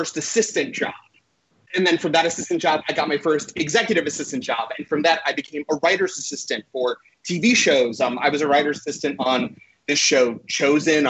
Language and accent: English; Irvine, California, United States; born or raised there; also born or lived in Boston, Massachusetts